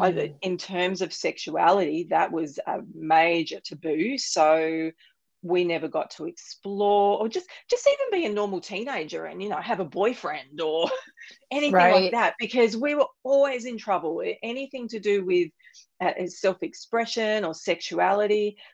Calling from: Sunshine Coast, Queensland, Australia; Australia. I'm on the beautiful Sunshine Coast.

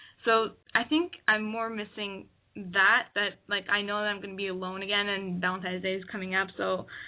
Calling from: Ottawa, Ontario, Canada; I'm 22, and I'm calling from Ottawa, Canada.

